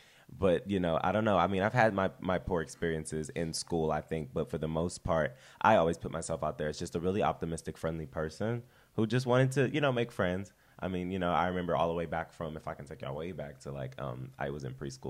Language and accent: English; Culver City, California, United States; I am from Culver City, California, essentially. West Los Angeles is where I've grown up. I grew up with my aunt.